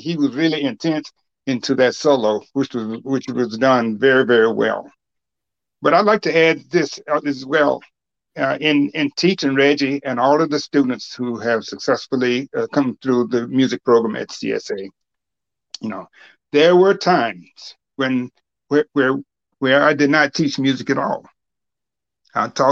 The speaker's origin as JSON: {"language": "English", "region": "Alabama", "country": "United States", "moved": "yes", "lives_now": "Cleveland, United States", "said": "I am from Alabama, as you may know, and that's the South."}